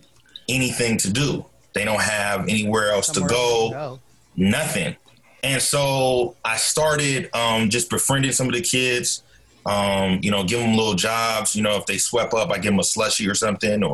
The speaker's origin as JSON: {"language": "English", "town": "Portland", "region": "Oregon", "country": "United States", "tie": "born or raised there", "said": "I'm originally from Portland, Oregon. Born and raised. Grew up in Northeast Portland"}